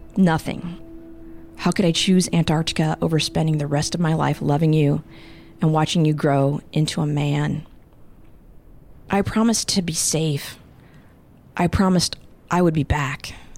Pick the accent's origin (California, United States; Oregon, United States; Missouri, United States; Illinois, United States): Illinois, United States; Champaign; moved away; also born or lived in Des Moines, Iowa; I grew up in Champaign, Illinois, and Des Moines, Iowa. So I was a Midwestern flatlander